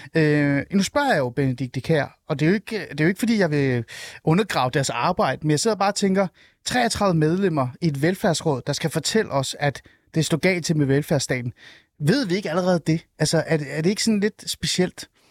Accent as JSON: {"language": "Danish", "town": "Helsingør", "region": "Capital Region of Denmark", "country": "Denmark", "tie": "born or raised there", "said": "Helsingør. Øh, min hjemby"}